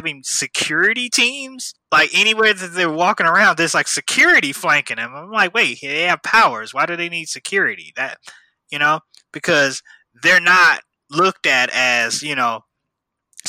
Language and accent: English; Midwest, United States; I'm from the Midwest